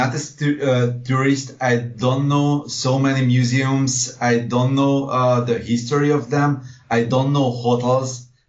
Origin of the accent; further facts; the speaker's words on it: Budapest, Hungary; born there; Yes, I was born in Budapest.